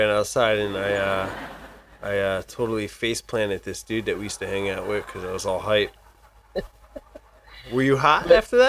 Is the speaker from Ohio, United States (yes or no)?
no; New Jersey, United States; We're from Jersey. We're Jersey strong over here.